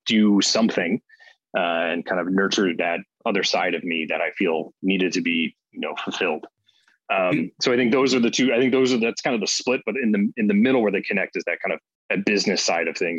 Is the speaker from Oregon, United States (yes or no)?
no; Cleveland, Ohio, United States; now in Chicago, United States; I grew up in Cleveland, Ohio